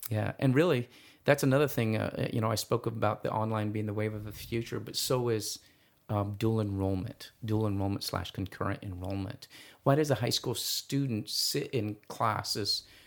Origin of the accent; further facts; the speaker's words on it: East Valley, Arizona, United States; I'm from the East Valley, and so I'm from, more familiar with those schools